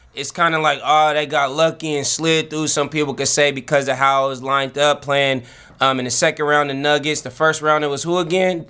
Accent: Vallejo, California, United States; also born or lived in Los Angeles; now in Portland, United States; my hometown, the city of Vallejo, the Vallejo Times Herald.

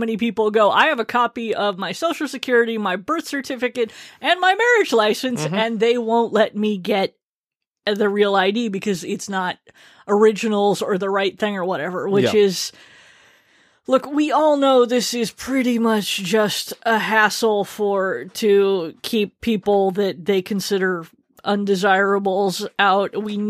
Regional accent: Yokosuka, Kanagawa, Japan; born there; because I was born abroad on Yokosuka Naval Base

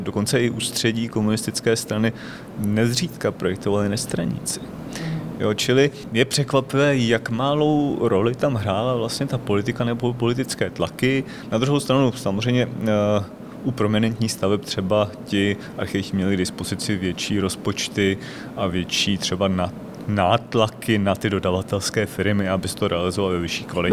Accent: Děčín, Ústí nad Labem Region, Czechia; pocházím z Děčína a vyrůstal jsem v 70. a 80. letech v, eh, ve městě

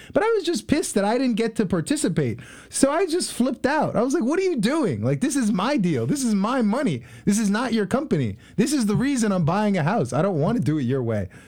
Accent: Long Island, New York, United States; moved away as an adult; also born or lived in Haiti; now in Columbus, United States; I'm from Long Island, New York

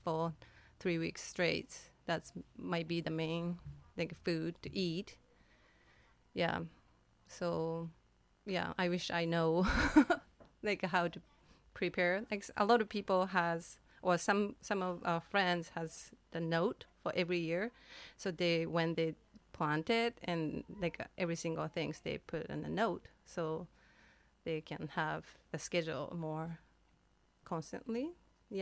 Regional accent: Kyoto, Japan; now in Cortes Island, Canada; In Japan, in Kyoto, but it's very countryside by the ocean

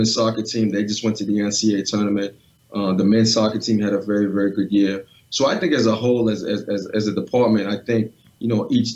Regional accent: New England, United States; growing up in New England

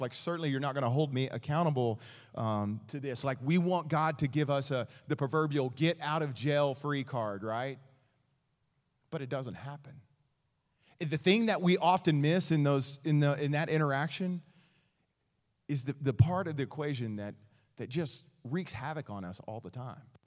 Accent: East Texas, United States; I grew up in East Texas

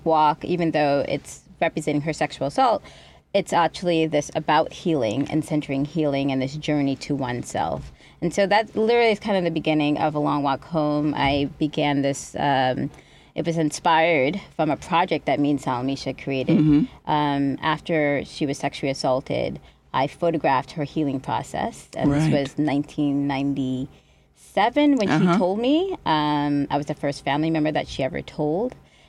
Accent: New Jersey, United States; also born or lived in Boston / Trinidad and Tobago; So I was born in Boston, and then we moved to Trinidad and Tobago to live with our father when I was like 5 years old, and then we moved back to. Well, back to America at nine and lived in New Jersey.

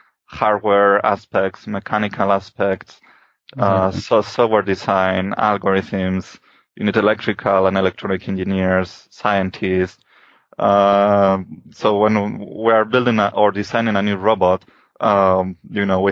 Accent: Spain; moved away as an adult; I'm from Spain and I did my PhD in Spain.

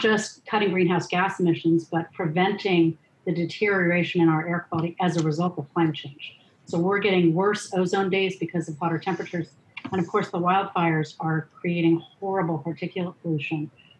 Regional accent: Los Angeles, California, United States; I grew up in Los Angeles, so I was a 10-year-old in 1970. So I have lived and breathed Los Angeles air for most of my life.

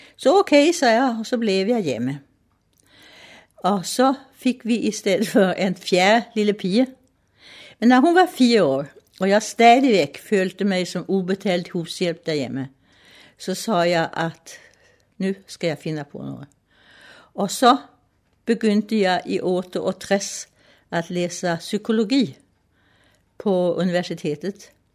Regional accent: Stockholm, Stockholm County, Sweden; Danish is a second language; moved away as an adult; now in Rungsted, Denmark; Jeg er født i Stockholm i 1928

